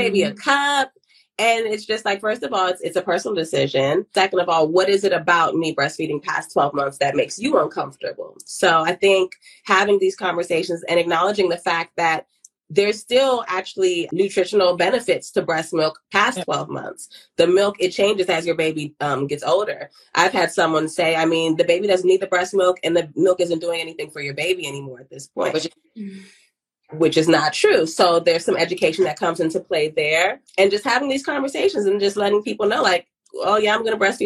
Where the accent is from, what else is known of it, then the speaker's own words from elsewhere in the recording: Ghana; I'm from Ghana